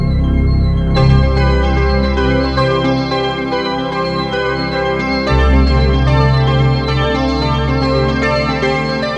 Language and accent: English; Montreal, Quebec, Canada; I'm from Montreal